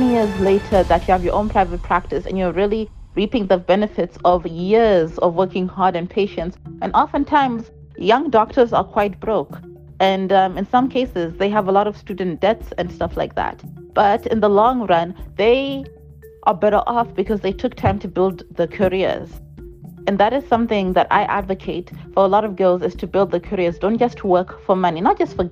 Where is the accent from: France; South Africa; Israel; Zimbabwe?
Zimbabwe; I come from Zimbabwe, and the mentality in Zimbabwe is that there's no future within the arts industry